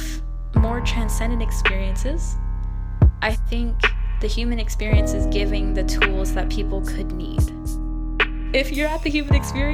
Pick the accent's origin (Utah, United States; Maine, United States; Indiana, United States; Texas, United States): Texas, United States; I'm from Texas